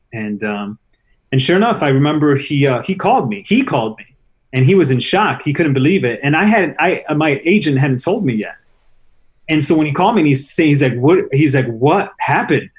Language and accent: English; Chicago, Illinois, United States; I grew up in Chicago